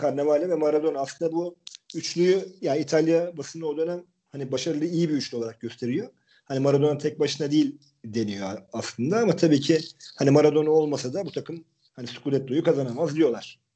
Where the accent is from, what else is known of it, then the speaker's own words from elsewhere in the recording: Turkey; biz söyledik işte Türk'üz diye.